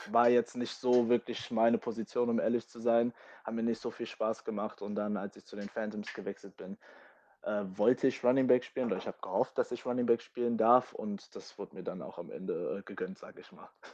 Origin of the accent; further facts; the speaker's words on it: Germany; first language English; also born or lived in London, United Kingdom; ich bin hier geboren und habe auch den größten Teil meines Lebens auch hier in Deutschland verbracht